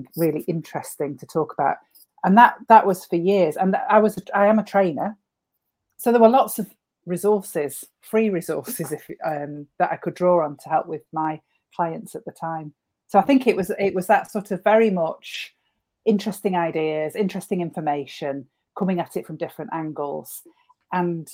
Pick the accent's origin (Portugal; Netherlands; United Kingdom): United Kingdom; Northwich, North West England; my hometown, Northwich